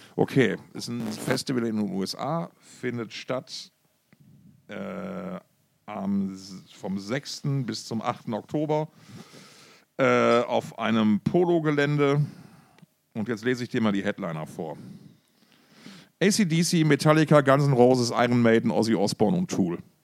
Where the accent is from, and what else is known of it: Essen, North Rhine-Westphalia, Germany; born or raised there; moved away